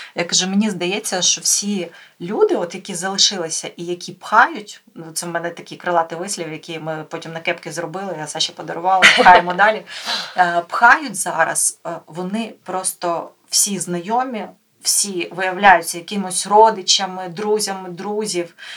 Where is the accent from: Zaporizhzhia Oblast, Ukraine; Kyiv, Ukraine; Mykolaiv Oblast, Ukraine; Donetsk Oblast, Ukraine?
Mykolaiv Oblast, Ukraine; Mykolaiv